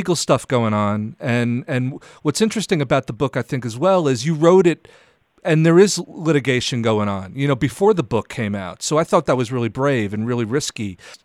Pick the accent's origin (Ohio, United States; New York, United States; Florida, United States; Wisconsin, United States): New York, United States; New York City; I'm a New Yorker